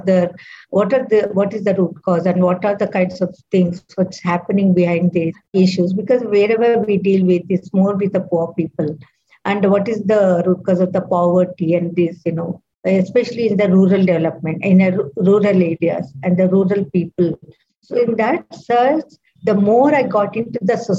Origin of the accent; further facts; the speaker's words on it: Bangalore, Karnataka, India; I'm from South India, from Bangalore.